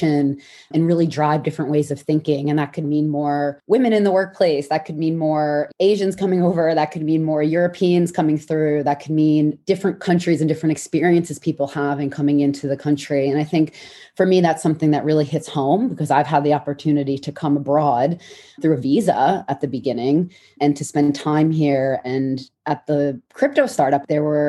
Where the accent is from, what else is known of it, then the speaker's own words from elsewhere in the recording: New York, United States; first language English; moved away as an adult; now in London, United Kingdom; I grew up in New York